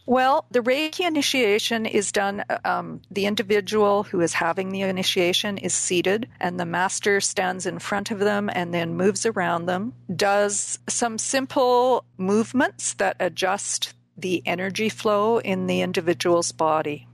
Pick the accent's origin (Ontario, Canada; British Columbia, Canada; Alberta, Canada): British Columbia, Canada; Vancouver; moved away as an adult; also born or lived in South Africa; I grew up in the Vancouver, BC area